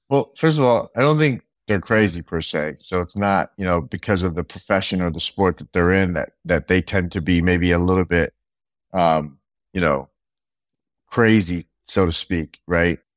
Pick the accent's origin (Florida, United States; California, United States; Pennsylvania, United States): California, United States; I was from Cali